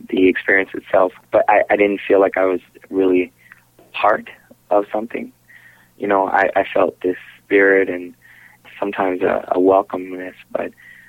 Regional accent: St. Louis, Missouri, United States; also born or lived in Los Angeles, California; I grew up in St. Louis, Missouri

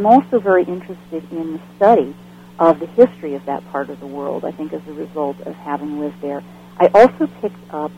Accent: Bellevue, Nebraska, United States; also born or lived in California; And then we moved from there to California, and I spent most of my childhood years in Nebraska, in Bellevue, which is just outside of Omaha, along the river

